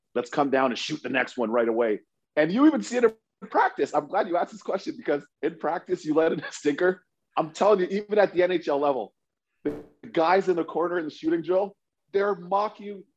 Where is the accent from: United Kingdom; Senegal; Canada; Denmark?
Canada; Toronto, Ontario; we grew up knowing Spotter in Toronto